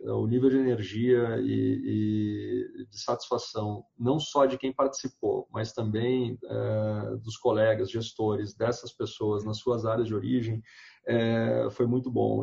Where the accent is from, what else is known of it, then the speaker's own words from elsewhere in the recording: Porto Alegre, Rio Grande do Sul, Brazil; moved away as an adult; now in São Paulo, Brazil; moro hoje em São Paulo, mas eu sou do Rio Grande do Sul, é, de, de Porto Alegre, já, já levo uns 10 anos aqui em São Paulo